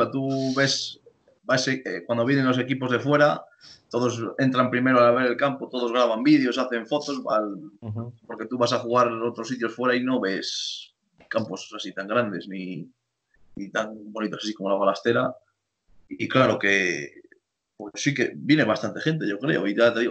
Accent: Torquemada, Castile and León, Spain; Yo soy de Torquemada

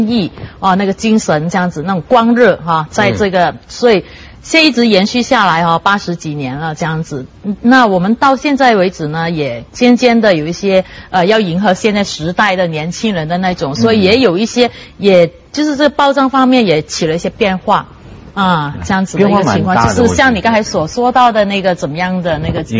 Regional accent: Malaysia; 我们是属于在这里的第三、第四代的华人啊。那么一般上来说呢，我是觉得啊，我们大家已经是嗯。呃，无可否认的，我们不容置疑的，我们是马来西亚人啊。那那顶多我们是说我们是华人那样子哈。

